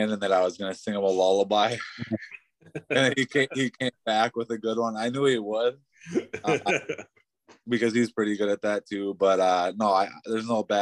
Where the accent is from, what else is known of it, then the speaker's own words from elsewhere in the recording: Pine City, Minnesota, United States; We're from Pine City.